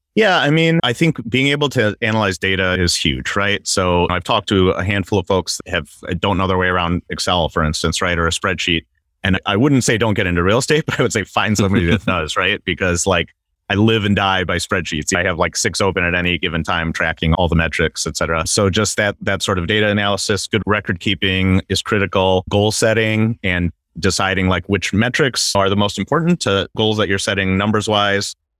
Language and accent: English; Wisconsin, United States; now in Southern California, United States; I'm originally from Wisconsin